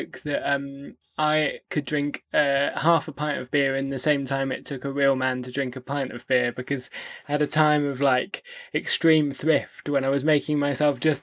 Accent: Stroud, South West England, United Kingdom; moved away as an adult; also born or lived in London / York; moved to London, what was that, 2006, I think it was, from my hometown Stroud in Gloucestershire

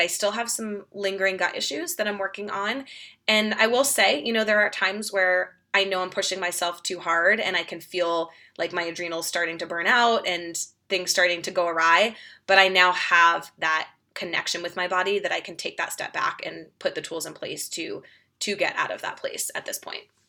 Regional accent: Boston, Massachusetts, United States; moved away as an adult; now in Denver, United States; I'm from Boston originally, so grew up outside of Boston

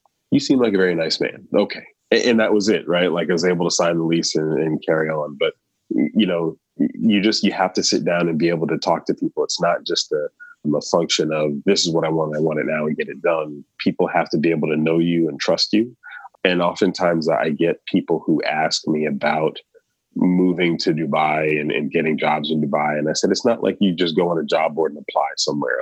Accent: United States; moved away as an adult; now in Gulf region; as an American

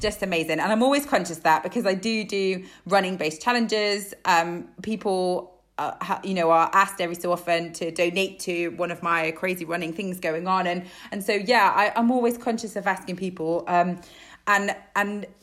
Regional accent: Isle of Man; moved away; growing up on the Isle of Man

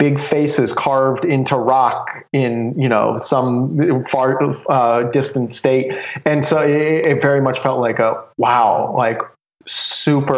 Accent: Southwest Ohio, United States; I grew up in Southwest Ohio, just a small little community out there, 3,000 people.

